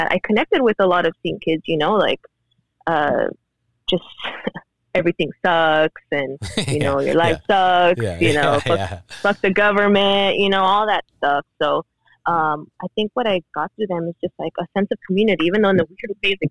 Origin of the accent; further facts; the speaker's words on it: South Gate, California, United States; also born or lived in Mexico; growing up in Southgate